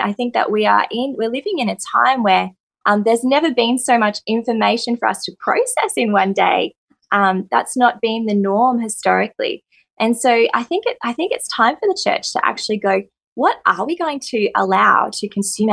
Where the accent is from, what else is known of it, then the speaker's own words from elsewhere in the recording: Coffs Harbour, New South Wales, Australia; also born or lived in Southern Highlands; I grew up in Coffs, amazing place to grow up